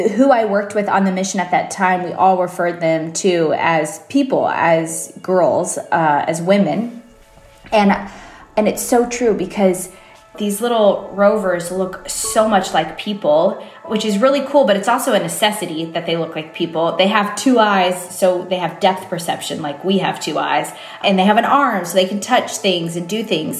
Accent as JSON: {"language": "English", "town": "Fredericksburg", "region": "Texas", "country": "United States", "tie": "born or raised there", "said": "Growing up in Fredericksburg, Texas"}